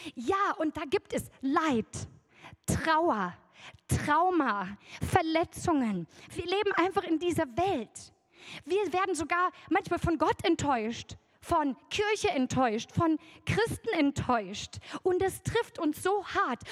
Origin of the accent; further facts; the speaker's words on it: Oberbergisches Land, North Rhine-Westphalia, Germany; im Oberbergischen, wo ich herkomme